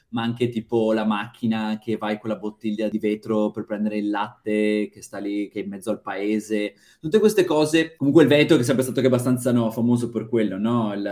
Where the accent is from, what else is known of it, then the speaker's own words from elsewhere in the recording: northern Italy, Italy; io sinceramente fin da, da piccolo nelle mie parti, nella mia zona, sarà per l'influenza che un po' siamo vicini alla, alla, all'Austria, alla Germania